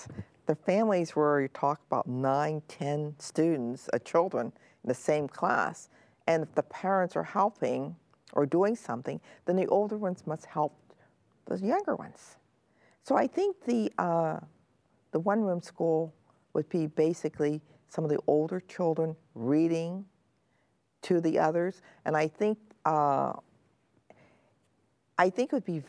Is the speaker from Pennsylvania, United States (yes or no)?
yes; Pennsylvania, United States; also born or lived in Griffin, Georgia; I came to Pennsylvania when I was 1 year old, and I was born in Griffin, Georgia, which is near Atlanta.